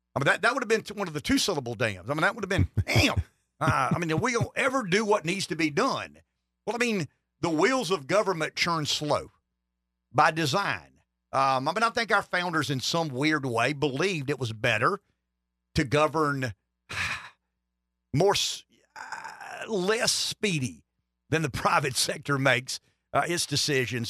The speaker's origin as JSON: {"language": "English", "area": "Florence County", "region": "South Carolina", "country": "United States", "said": "I'm from Florence County, Pampley"}